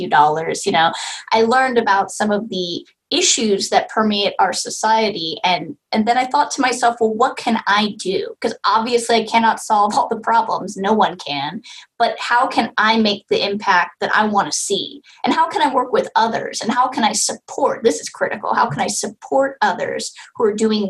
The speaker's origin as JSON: {"language": "English", "region": "California", "country": "United States", "said": "I'm from California"}